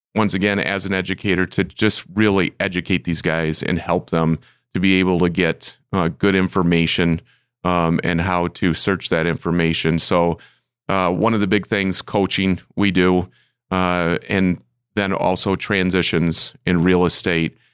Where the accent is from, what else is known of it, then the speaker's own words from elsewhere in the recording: Michigan, United States; moved away as an adult; also born or lived in Arizona / South Carolina; I'm a Michigander